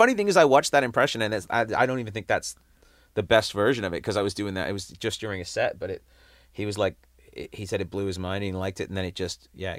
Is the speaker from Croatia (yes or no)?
no; England, United Kingdom; accent: English; I will say this, that after living in London for a while, my English accent did start to pop up again.